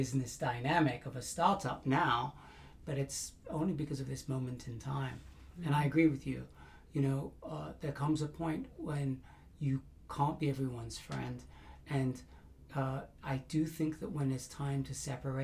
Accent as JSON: {"language": "English", "region": "England", "country": "United Kingdom", "said": "I'm very English"}